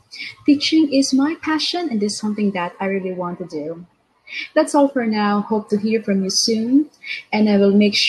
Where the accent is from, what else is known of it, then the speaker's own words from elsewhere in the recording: Philippines; from the Philippines